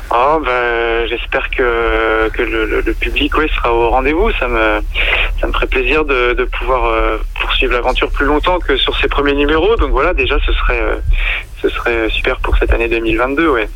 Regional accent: Sarthe, Pays de la Loire, France; moved away as an adult; now in Loire-Atlantique, France; j'ai passé pour l'instant mes 34 premières années dans les pays de la Loire, donc je suis originaire de Sarthe et, je vis en Loire-Atlantique

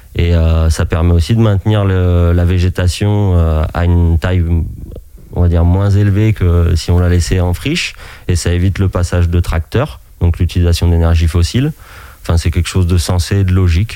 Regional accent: Anjou, Pays de la Loire, France; moved away as an adult; also born or lived in Alps; revenir euh, dans mon pays natal, donc l'Anjou

